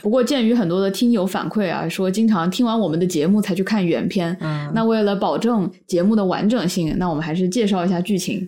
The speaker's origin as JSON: {"language": "Chinese", "town": "Wuhan", "region": "Hubei", "country": "China", "said": "我是武汉人"}